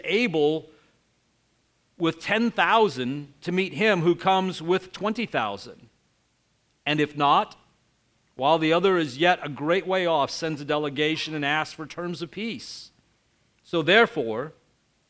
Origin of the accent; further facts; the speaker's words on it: United States; growing up in the United States